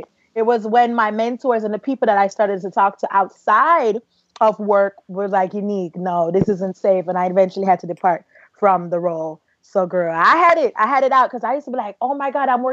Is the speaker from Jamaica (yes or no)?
yes; Jamaica; now in United States; I'm from a Caribbean household where we don't really see color. Like, I grew up in Jamaica